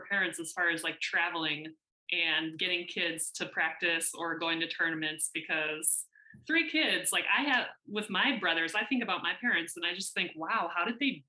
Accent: United States; accent: American; moved away as an adult; now in Spain; If I'm living in Spain for the next 30 years, I wonder if my American accent will ever go away

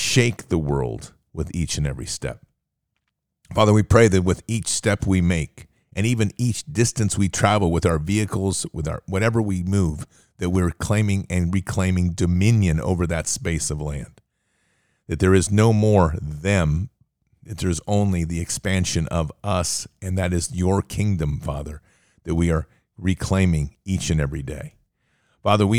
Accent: United States; I'm an American

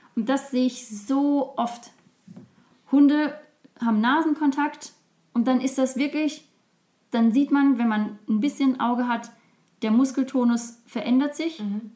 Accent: Dahner Felsenland, Südwestpfalz, Rhineland-Palatinate, Germany; der Gegend, wo ich aufgewachsen bin, ähm, nämlich dem Dana Felsenland in, in Rheinland-Pfalz, in der Südwestpfalz.

